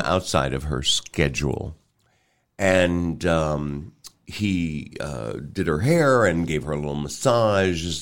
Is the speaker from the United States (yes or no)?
yes; Pittsburgh, Pennsylvania, United States; also born or lived in New York City / Kansas City; now in Omaha, United States; I was born in New York City and raised in Pittsburgh